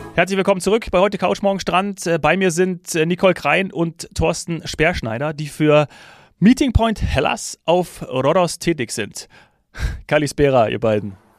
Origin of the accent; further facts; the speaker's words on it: Bavaria, Germany; für mich als Bayer